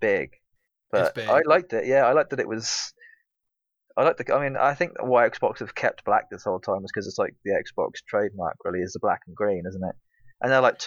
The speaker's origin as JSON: {"language": "English", "area": "Norfolk", "region": "East of England", "country": "United Kingdom", "said": "I'm from Norfolk. That's why. We're lazy. That's why we slur our words and talk with a funny accent sometimes"}